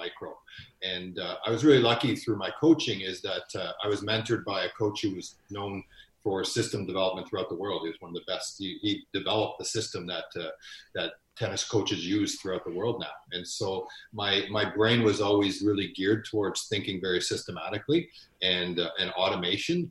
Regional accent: Ontario, Canada; moved away as an adult; also born or lived in Winnipeg; now in Edmonton, Canada; I'm originally from Ontario. So I spent the majority of my years in Ontario.

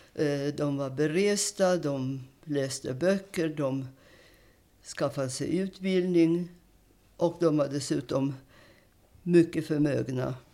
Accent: Warsaw, Masovian Voivodeship, Poland; now in Sweden; jag är född i Warszawa, Polens huvudstad som mm. bekant, 1931

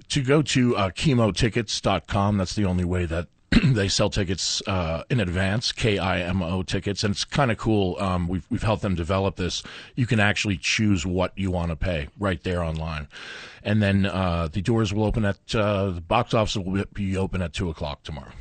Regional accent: New York, United States; now in Albuquerque, United States; I grew up in New York

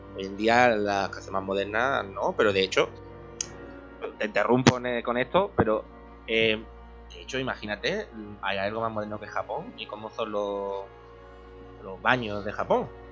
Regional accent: Spain; porque soy español

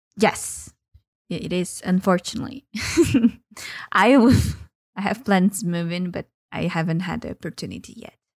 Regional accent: Brazil; I am from Brazil.

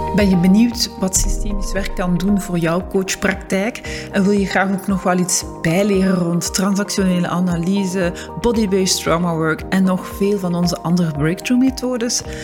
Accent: Zwijnaarde, Flanders, Belgium; moved away; Ik ben oorspronkelijk van Zwijnaarden, dat ligt naast Gent

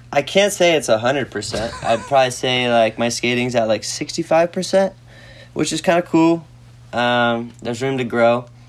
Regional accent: Florida, United States; growing up in Florida

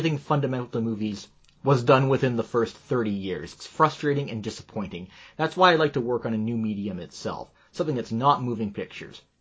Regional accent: Japan; born there; I was born in Japan.

